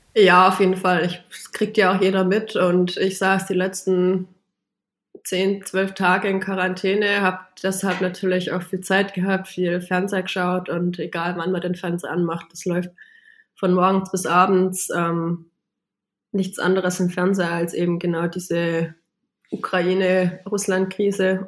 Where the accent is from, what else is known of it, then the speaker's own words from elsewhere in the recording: Baiersbronn, Baden-Württemberg, Germany; moved away as an adult; now in Upper Bavaria, Germany; meine Heimat in Bayersbronn zu verlassen, aber nichtsdestotrotz bin ich trotzdem noch Bayersbronnerin